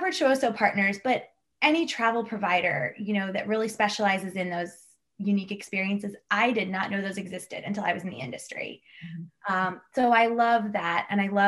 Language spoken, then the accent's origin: English; Kansas, United States; also born or lived in East Coast, United States / New Zealand / Scotland; I was born on the East Coast, but raised in Kansas, outside of Kansas City